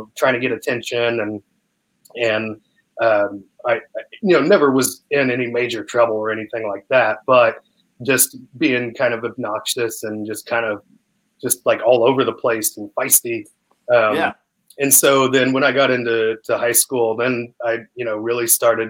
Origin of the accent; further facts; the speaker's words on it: Sullivan, Indiana, United States; moved away as an adult; also born or lived in Brampton, Ontario, Canada; now in Austin, United States; I was raised in Sullivan from there on